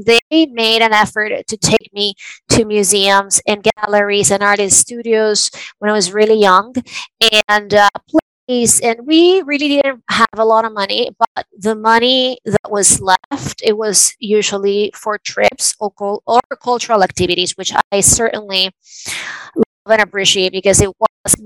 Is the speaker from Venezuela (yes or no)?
yes; Venezuela; moved away; I was born and raised in Venezuela